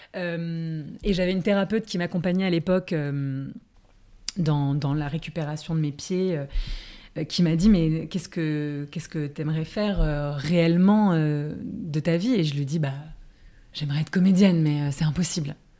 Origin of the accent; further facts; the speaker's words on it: Paris, Île-de-France, France; j'ai grandi et j'habite à Paris